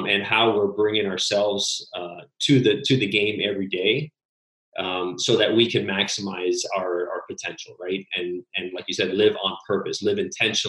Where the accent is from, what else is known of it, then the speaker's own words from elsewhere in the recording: Miami, Florida, United States; also born or lived in Illinois / Switzerland / Italy / Panama; I'm from Miami, Florida, originally born and raised here, went to school here